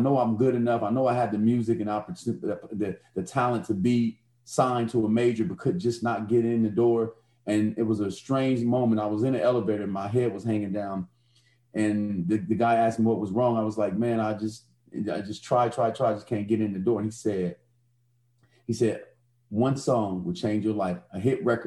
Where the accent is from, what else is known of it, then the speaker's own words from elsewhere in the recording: Chicago, Illinois, United States; I grew up in Chicago, so I'm in some of the poorest housing developments in the nation